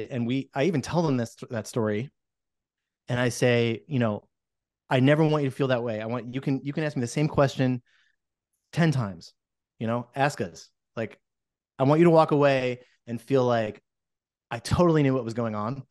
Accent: New Jersey, United States; moved away as an adult; now in Portland, United States; I'm from New Jersey, and I came here about a little over twenty years ago

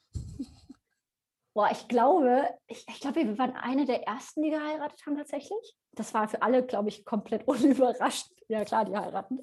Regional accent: Bavaria, Germany; now in Hamburg, Germany; Aber ich komme halt aus Bayern

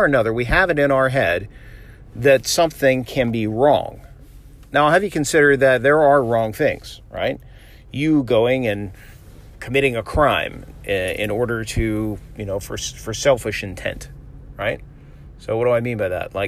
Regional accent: Florida, United States; I'm from Florida. Like, we have the ocean

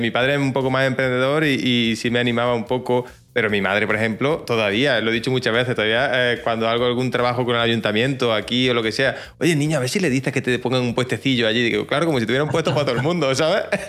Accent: Jaén, Andalusia, Spain; accent: Jaén accent, cerrado; tengo un acento un poco extraño, ¿no? El acento de Jaén, eh, cerraete

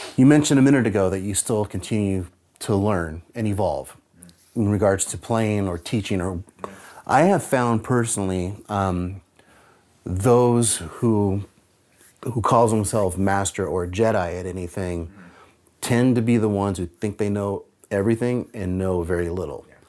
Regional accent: San Francisco Bay Area, California, United States; moved away as an adult; now in Seattle, United States; I grew up in the San Francisco Bay Area during the rise of the thrash metal scene.

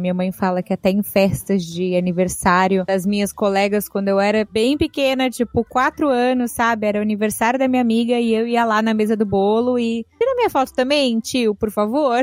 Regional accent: São Paulo, Brazil; moved away as an adult; now in Miami, United States; a gente morava é, ali no Alto da Lapa, né? Então não sei se você conhece a cidade de São Paulo

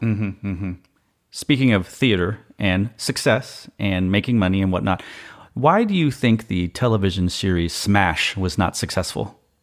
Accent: Austin, Texas, United States; I'm from Austin

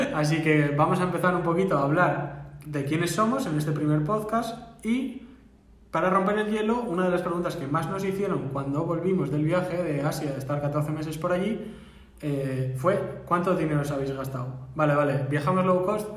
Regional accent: Barakaldo, Basque Country, Spain; somos dos personas de Baracaldo

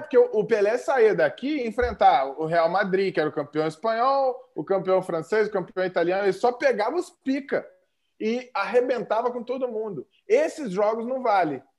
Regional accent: Brazil; a gente é brasileiro

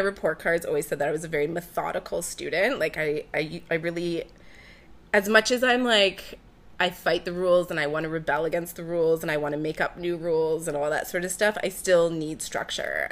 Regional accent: Peterborough, Ontario, Canada; moved away as an adult; now in Toronto, Canada; I was born in Peterborough, Ontario. I grew up on a farm about an hour outside of the city.

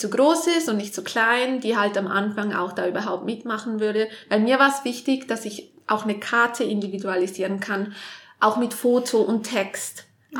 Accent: Vaduz, Liechtenstein; moved away as an adult; also born or lived in Switzerland / Canada / Australia / Nice; Ich in Vaduz aufgewachsen, hier auch die ersten 19 Jahre gewohnt und seit dann aber eigentlich in der Schweiz.

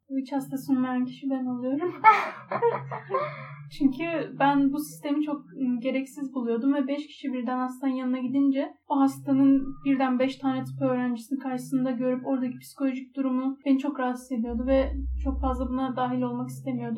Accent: Istanbul, Turkey; Ben İstanbul'da büyüdüm ve bu çevreleri biliyorum

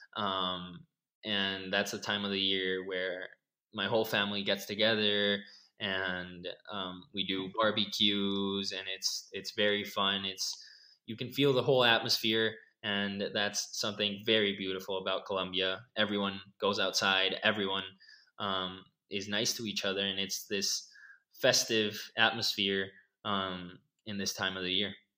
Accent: Costa Rica; I was born here in Costa Rica, so I have lived my whole life here

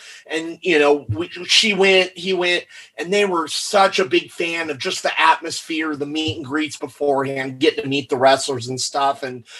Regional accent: Garden Grove, California, United States; I grew up in Garden Grove, California.

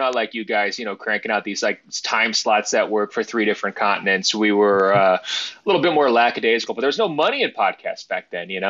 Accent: Portland, Oregon, United States; the Portland Trailblazers, my hometown team.

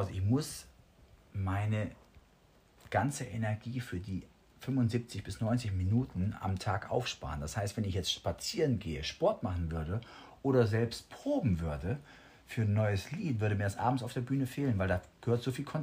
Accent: Balearic Islands, Spain; Das ist hier die Nordostecke Calaratiada und Calamio, das ist meine Heimat.

